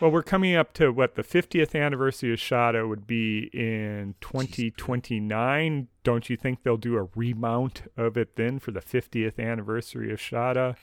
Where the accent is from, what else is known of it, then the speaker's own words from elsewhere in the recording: United States; as an American with no tea culture